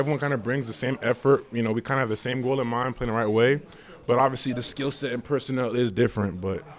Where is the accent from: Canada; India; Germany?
Canada; Born in Canada, but my family from Congo.